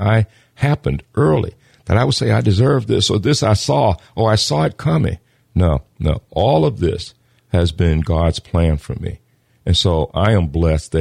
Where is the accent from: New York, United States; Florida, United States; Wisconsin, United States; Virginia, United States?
Virginia, United States; Norfolk; I am from Norfolk, Virginia, in the projects there